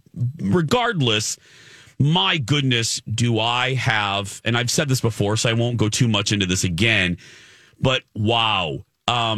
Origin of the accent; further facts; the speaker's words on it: United States; as an American